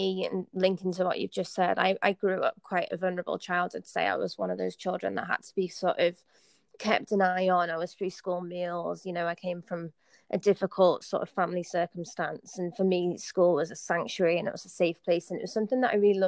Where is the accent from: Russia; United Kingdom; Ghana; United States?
United Kingdom; the Northeast, North East England; I grew up in the Northeast, like I said, tough family circumstances